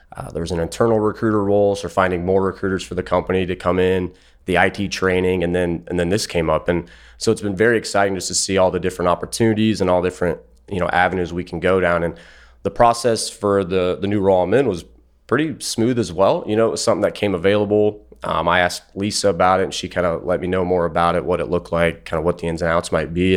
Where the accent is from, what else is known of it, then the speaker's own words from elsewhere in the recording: Ohio, United States; I'm from Ohio